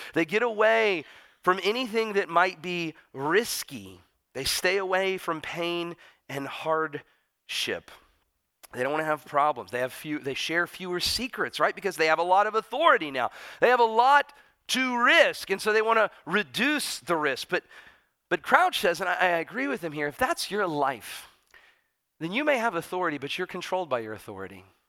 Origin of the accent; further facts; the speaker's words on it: United States; as an American